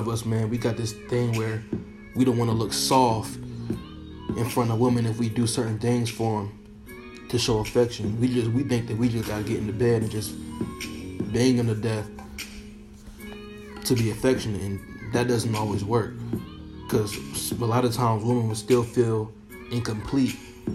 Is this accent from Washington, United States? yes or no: no; Baltimore, Maryland, United States; also born or lived in Virginia; now in Seattle, United States; Shout out to Virginia, man. East Coast, DMV, it's my hometown. Shout out to Baltimore, it's my hometown